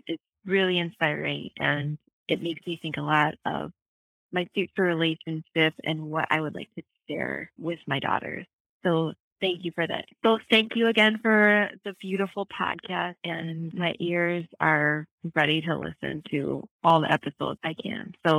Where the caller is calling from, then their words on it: Southeast Wisconsin, United States; I am calling from Southeast Wisconsin, and it is a beautiful, breezy July day here.